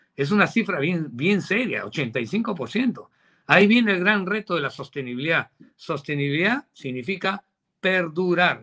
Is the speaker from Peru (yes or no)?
yes; Peru; now in United States; como empresario peruano